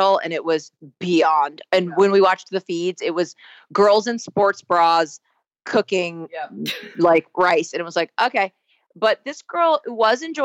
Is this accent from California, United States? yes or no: yes; Southern California, United States; being raised and born and raised in Southern California